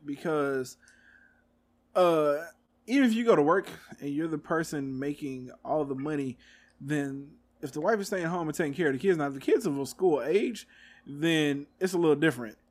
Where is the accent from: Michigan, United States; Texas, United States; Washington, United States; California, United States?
Texas, United States; I'm from Texas